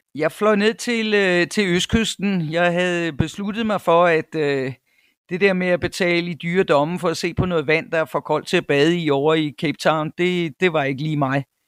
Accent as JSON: {"language": "Danish", "area": "North Jutland", "region": "North Denmark Region", "country": "Denmark", "tie": "born or raised there", "also_born_or_lived": "Cyprus / United States / Copenhagen", "moved": "as an adult", "lives_now": "South Africa", "said": "jeg er født i Nordjylland, hvor jeg også øh, tilbragte to teenageår. Men ellers så er det meste af min barndom øh, været i, i Nordjylland"}